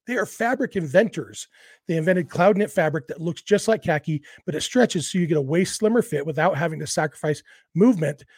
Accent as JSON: {"language": "English", "region": "Southern California", "country": "United States", "tie": "born or raised there", "said": "when I was a kid growing up in Southern California"}